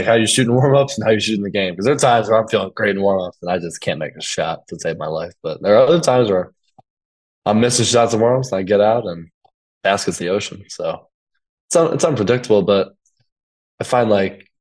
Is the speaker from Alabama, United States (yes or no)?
no; Highland Park, Illinois, United States; moved away as an adult; also born or lived in Evanston, Illinois; now in Princeton, United States; I grew up in Highland Park, which is way north. Went to high school in Evanston, closer to the city.